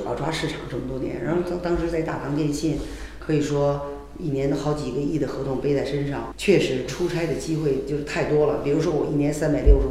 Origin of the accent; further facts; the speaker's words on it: China; 但是呢，我们中国人的认知他就这样。